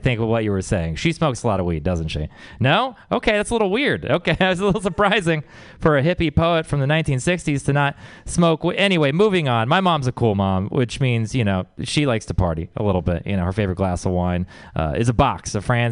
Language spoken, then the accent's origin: English; Texas, United States; I come from Texas